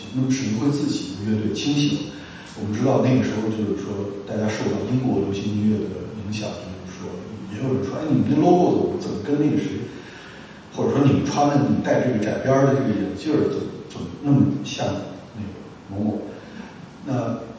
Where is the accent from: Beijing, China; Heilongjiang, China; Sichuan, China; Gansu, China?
Gansu, China; Lanzhou; moved away; 一下我从兰州来的，光熙一下，然后住在东四一地下室里边，当时发大水就下雨，然后那周周围都是发霉的那种胡同的气息